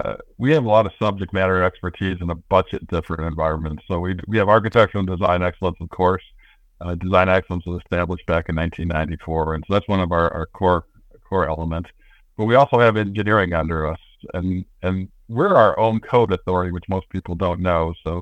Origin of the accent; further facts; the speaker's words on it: Midwest, United States; also born or lived in Denver / Detroit / Racine; I grew up in the Midwest, although born out in Denver. Lived in outside of Detroit, Michigan for a while. Moved to Wisconsin in Racine